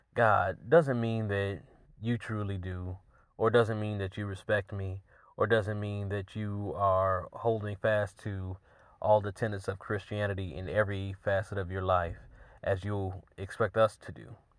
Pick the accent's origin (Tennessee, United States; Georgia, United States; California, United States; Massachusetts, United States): Georgia, United States; my home state